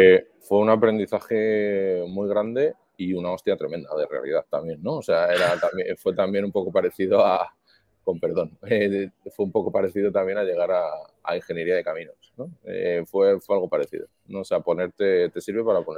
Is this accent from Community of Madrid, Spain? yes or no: yes; Madrid, Community of Madrid, Spain; moved away as an adult; now in Miami, United States; nací en Madrid, eh, familia también de, aquí de España